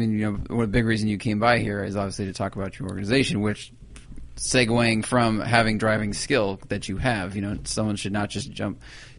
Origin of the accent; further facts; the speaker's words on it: California, United States; I'm from California